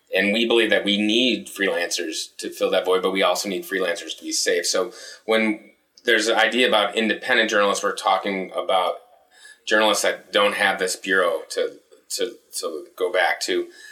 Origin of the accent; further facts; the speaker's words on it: Chicago, Illinois, United States; now in Milwaukee, United States; I'm from the South Side of Chicago